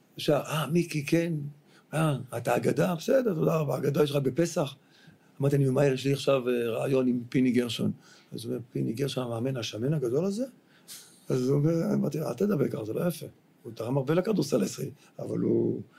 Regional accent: Tel Aviv, Tel Aviv District, Israel; also born or lived in United States; אני גר... גרתי בדיזנגוף

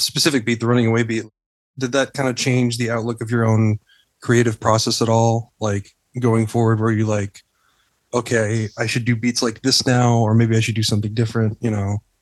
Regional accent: Texas, United States; moved away as an adult; now in United Kingdom; I grew up in Texas too

